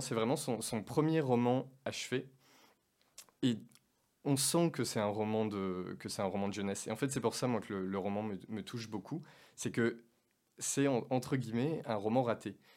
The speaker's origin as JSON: {"language": "French", "region": "Auvergne-Rhône-Alpes", "country": "France", "tie": "born or raised there", "said": "j'ai grandi en, j'ai grandi en Auvergne"}